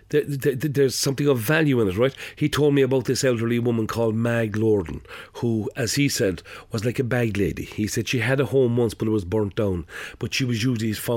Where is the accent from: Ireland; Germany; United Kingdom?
Ireland; Cork, Munster; I grew up in Cork City Centre, right smack bang in the middle of it.